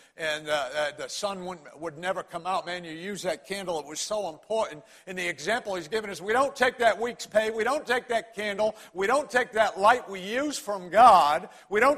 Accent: Connecticut, United States; accent: Connecticut; moved away as an adult; now in Greenville County, United States; I was born and raised in Connecticut, as was my wife, Debbie.

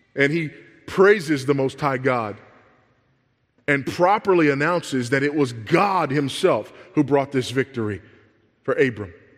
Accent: Los Angeles, California, United States; I grew up in South Central Los Angeles

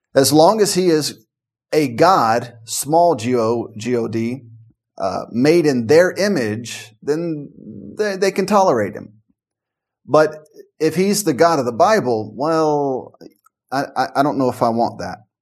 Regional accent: Memphis, Tennessee, United States; growing up in Memphis and the surrounding area

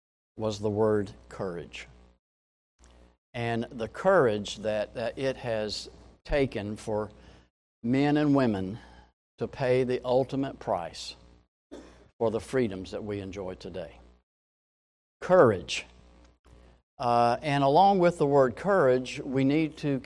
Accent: Jacksonville, Florida, United States; when I was growing up in Jacksonville

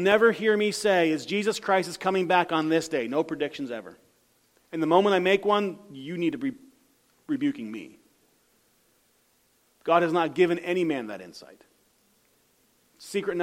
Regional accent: United States

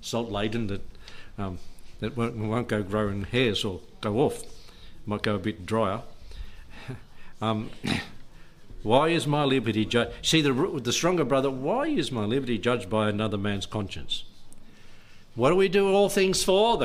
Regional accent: Australia; I'm an Aussie kid

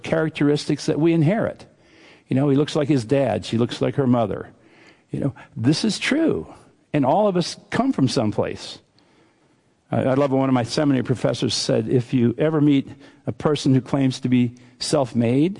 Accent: Western Pennsylvania, United States; I grew up in Western Pennsylvania, and we did not have accents where I grew up, because everybody talked like us

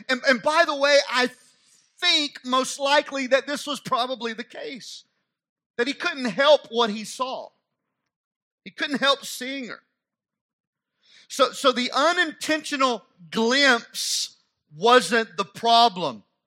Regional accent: United States

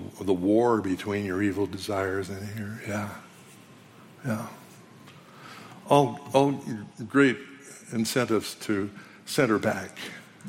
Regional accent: Canada; I'm a Canadian

